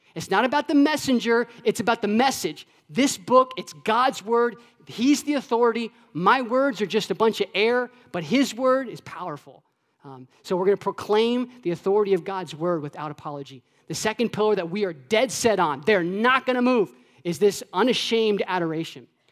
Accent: Florida, United States; when I was a kid, um, I grew up in Florida.

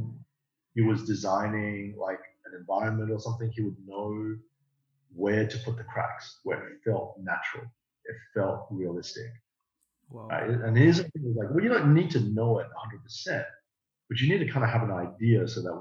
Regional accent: Australia; I grew up in Australia and I went to university in Australia

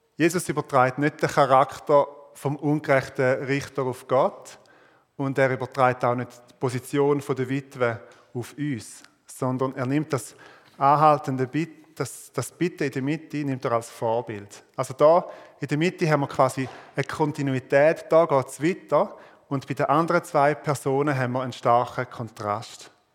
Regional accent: Switzerland; als Schweizer

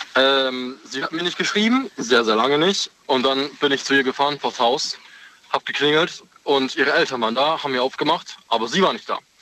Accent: Karlsruhe, Baden-Württemberg, Germany; komme, aus Karlsruhe

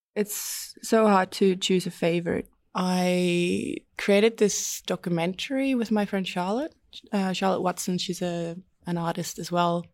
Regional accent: Estonia; also born or lived in London; now in Melbourne, Australia; I found this course where I grew up in Estonia at the Baltic Film and Media School

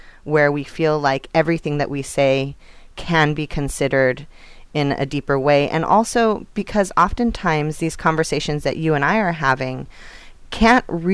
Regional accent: Northern California, United States; a Northern California girl

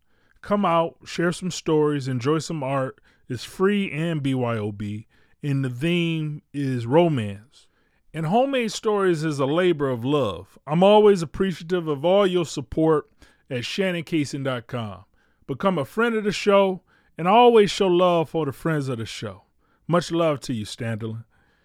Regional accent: Detroit, Michigan, United States; moved away as an adult; also born or lived in Chicago; When I moved back to Detroit from Chicago at the end of 2014, I came home

